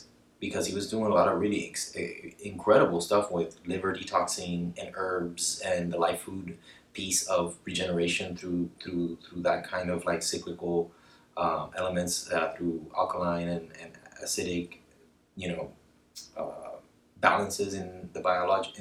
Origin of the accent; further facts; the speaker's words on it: Cartagena, Bolívar, Colombia; I grew up in Colombia, in Cartagena.